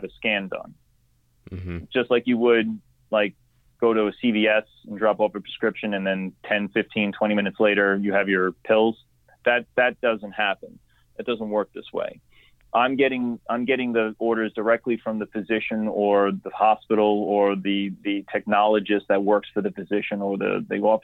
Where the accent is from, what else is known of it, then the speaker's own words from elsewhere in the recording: New York, United States; I'm from New York. I'm on Long Island